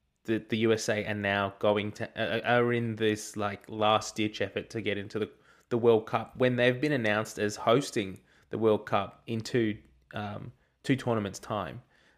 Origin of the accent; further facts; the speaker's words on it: Australia; And I don't think, as an Australian fan, it would have been great to get the victory there in Australia A.